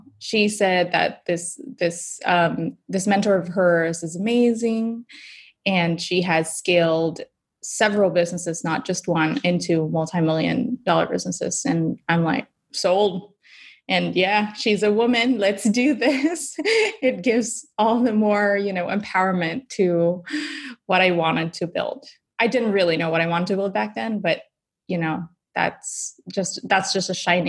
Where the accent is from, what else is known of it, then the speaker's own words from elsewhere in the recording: Philippines; My husband's Belgian, I'm Filipina. We're bringing together, you know, all things about chocolate from the Philippines and Belgium.